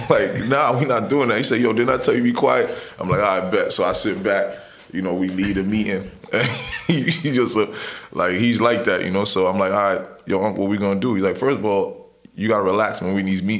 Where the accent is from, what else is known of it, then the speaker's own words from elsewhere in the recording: New York City, New York, United States; also born or lived in Brooklyn / Long Island; I was born in Brooklyn, mm-hmm. right? Raised in Queens.